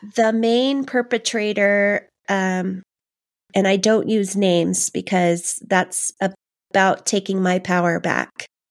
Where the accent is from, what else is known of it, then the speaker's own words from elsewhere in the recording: Los Angeles, California, United States; I grew up in Canoga Park, um, Canoga Park, West Hills area